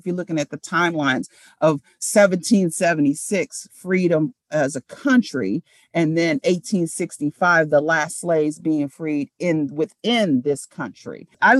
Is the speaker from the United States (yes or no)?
yes; United States; I still am an American at heart. I am African American, but I am an American